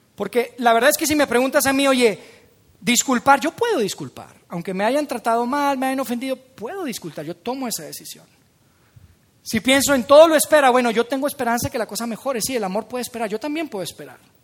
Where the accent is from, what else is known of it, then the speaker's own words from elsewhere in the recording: Monterrey, Nuevo León, Mexico; los de Monterrey somos un poco tacaños